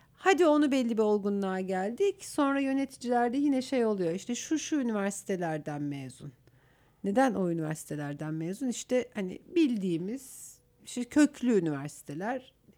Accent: Aksaray Province, Turkey; moved away as an adult; now in Istanbul, Turkey; E, Aksaraylıyım. E, ilkokul, ortaokul ve liseyi orada okudum.

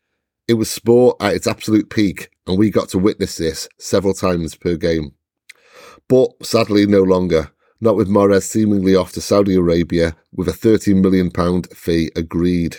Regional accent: Wales, United Kingdom; even as a Welshman

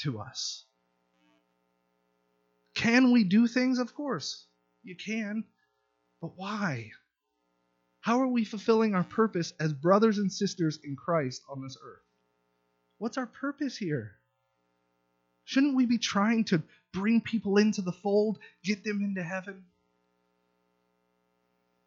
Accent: Southern California, United States; moved away as an adult; I'm from Southern California. There's wealth abounding from where I'm from

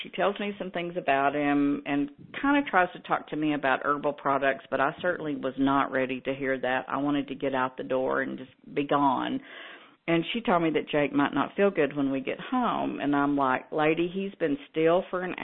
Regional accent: Texas, United States; I'm from Texas, where we fry everything

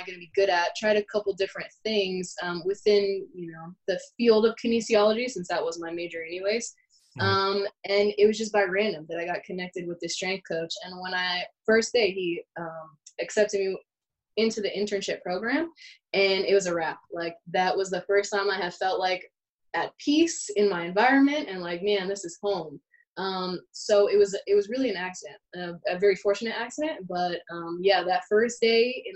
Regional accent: Los Angeles, California, United States; moved away; Born and raised in Los Angeles

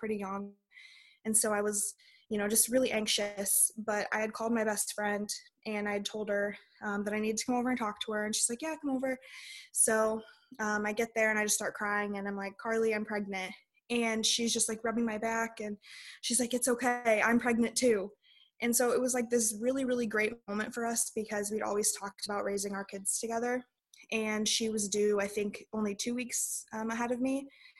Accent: Illinois, United States; moved away as an adult; now in North Dakota, United States; we are from Illinois originally, and that's where we met, in just like a really small town.

